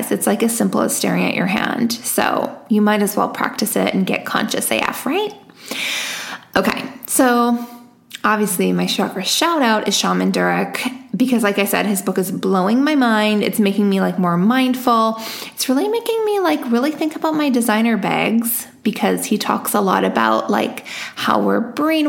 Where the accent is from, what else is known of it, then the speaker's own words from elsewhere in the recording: Vancouver, British Columbia, Canada; it's my hometown